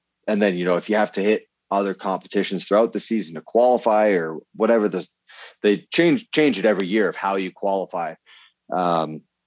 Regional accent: Vermont, United States; I grew up in Vermont

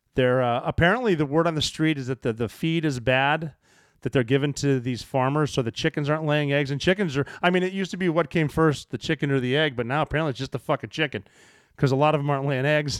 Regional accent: Montana, United States; I am from Montana

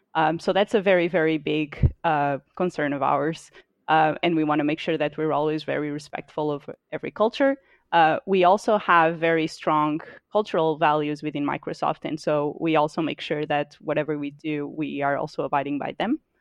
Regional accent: Portugal; moved away as an adult; now in United States; so I'm from Portugal. Uh, I lived in Portugal for twenty-six years of my life. Um, and then only moved to the U S about three years ago

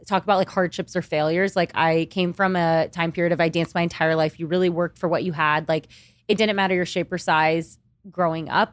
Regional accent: Kingwood, Texas, United States; moved away as an adult; also born or lived in Austin, Texas; now in New York City, United States; I grew up in Texas my entire life

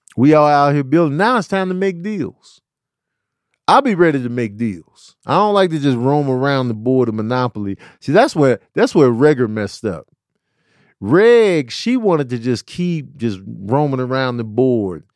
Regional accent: Chicago, Illinois, United States; moved away; also born or lived in New Mexico; growing up in Chicago and then moving to New Mexico

